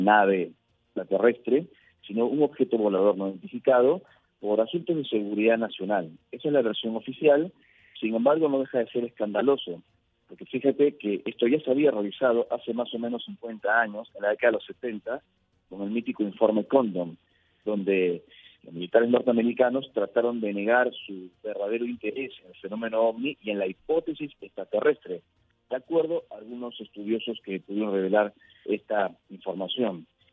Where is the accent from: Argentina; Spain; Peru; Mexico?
Peru; yo nací en Perú y en mi país